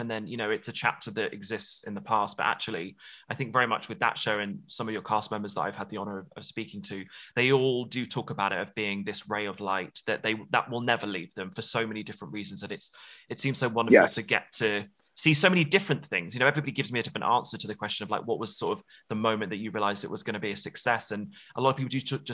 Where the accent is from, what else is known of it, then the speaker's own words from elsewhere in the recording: United Kingdom; being British